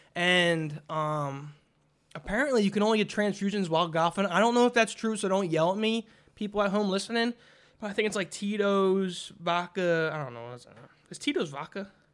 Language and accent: English; Philadelphia, Pennsylvania, United States; we're from Philadelphia